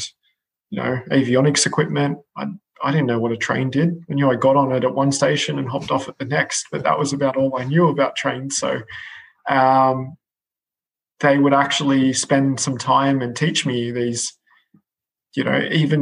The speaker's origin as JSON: {"language": "English", "country": "Australia", "moved": "as an adult", "lives_now": "United Kingdom", "said": "as an Aussie moving over to the UK"}